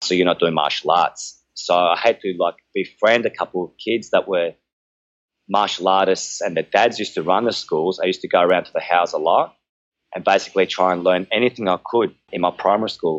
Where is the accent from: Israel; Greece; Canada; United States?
Greece; Chalcis, Central Greece; moved away; my hometown of Halkida in Greece